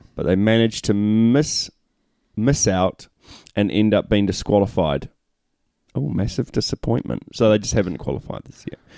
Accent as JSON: {"language": "English", "country": "New Zealand", "said": "we're Kiwis"}